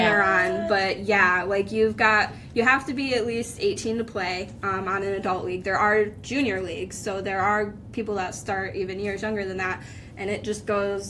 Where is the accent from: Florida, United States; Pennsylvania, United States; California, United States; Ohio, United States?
Pennsylvania, United States; Jessup; I'm from Jessup, so not actually too far from here